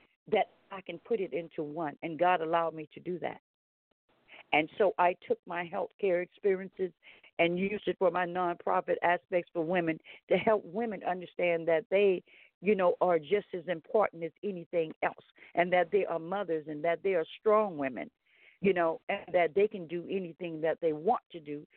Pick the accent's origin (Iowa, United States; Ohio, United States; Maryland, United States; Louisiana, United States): Louisiana, United States; Baton Rouge; also born or lived in Independence, Louisiana; I was born in Independence, Louisiana, raised on a tribe, Lolly Kemp tribe in Louisiana, moved to Baton Rouge, continued to be reared there